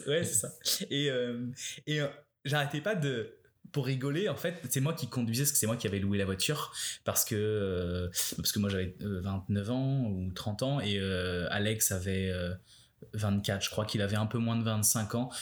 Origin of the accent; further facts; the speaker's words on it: France; moved away as an adult; now in Canada; on est français